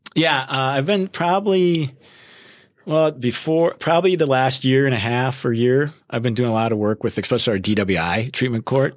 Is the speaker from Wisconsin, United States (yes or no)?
yes; Wisconsin, United States; moved away as an adult; also born or lived in Minnesota; I was, uh, born and raised in Wisconsin